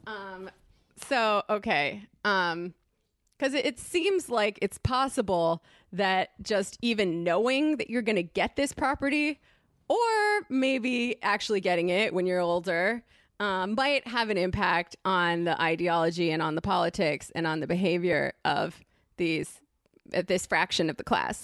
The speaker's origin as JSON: {"language": "English", "region": "Connecticut", "country": "United States", "tie": "born or raised there", "moved": "yes", "said": "I grew up in Connecticut, which is a bad place"}